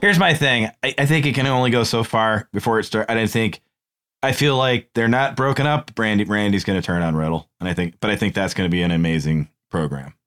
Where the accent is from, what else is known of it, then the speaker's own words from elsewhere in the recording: New England, United States; We're from New England